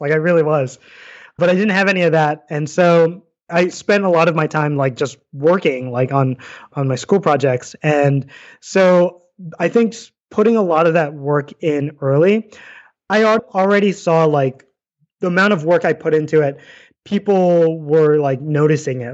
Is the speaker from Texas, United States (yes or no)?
no; New York City, New York, United States; moved away as an adult; also born or lived in Hawaii; now in Saratoga Springs, United States; I grew up in New York City